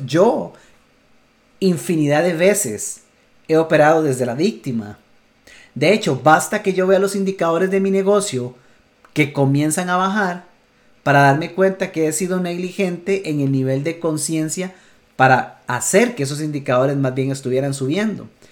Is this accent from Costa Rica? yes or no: yes; Costa Rica; Costa Rica, en mi país